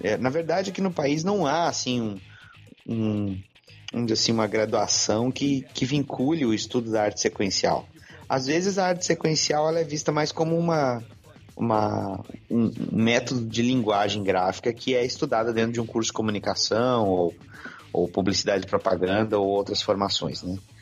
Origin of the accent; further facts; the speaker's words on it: Porto Alegre, Rio Grande do Sul, Brazil; Sou do Rio Grande do Sul, sou de Porto Alegre, onde resido ainda